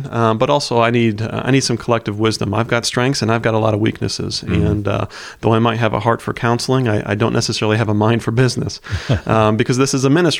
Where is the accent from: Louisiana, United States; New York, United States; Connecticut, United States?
Connecticut, United States; also born or lived in Pennsylvania; I was born outside Philly and spent my elementary, junior high years in Connecticut attending a public school, then followed by a private school, a small Christian school in Trumbull, Connecticut.